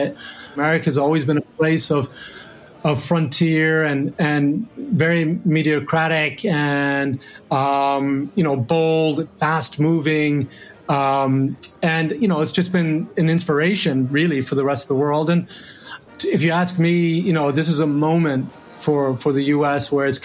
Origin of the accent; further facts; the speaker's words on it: Rome, Lazio, Italy; And then growing up in Rome, where I, you know, like unbelievable place with incredible history.